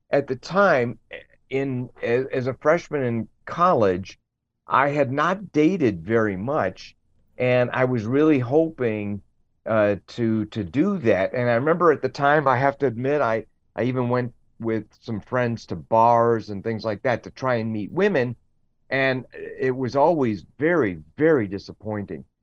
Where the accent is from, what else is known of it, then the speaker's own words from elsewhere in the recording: Evanston, Illinois, United States; And that's uh, where I was born. I was born in Evanston. So I happened to be from the same place Dr. Kennedy was ultimately.